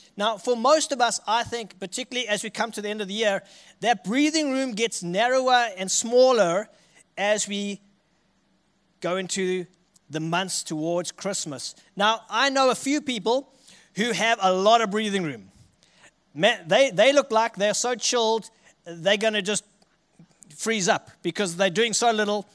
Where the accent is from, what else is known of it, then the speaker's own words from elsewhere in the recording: Richards Bay, KwaZulu-Natal, South Africa; accent: South African; moved away as an adult; now in Armidale, Australia; I'm from a city called Richards Bay, which is a coastal city on, uh, the east coast of South Africa